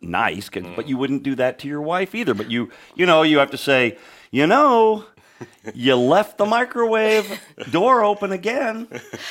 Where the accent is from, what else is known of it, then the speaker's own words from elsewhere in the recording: Chicago, Illinois, United States; I had the luxury of growing up in the Chicago area